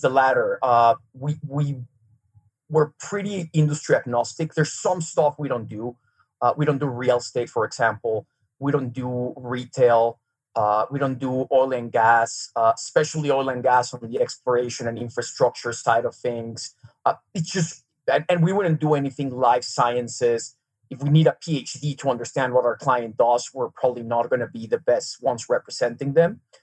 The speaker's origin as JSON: {"language": "English", "region": "Mexico City", "country": "Mexico", "tie": "born or raised there", "also_born_or_lived": "Serbia / New York City", "first_language": "Serbian", "second_language": "English", "moved": "as an adult", "lives_now": "Park City, United States", "said": "I grew up in Mexico City went to school there, uh, you know, high school through college, started working my working career"}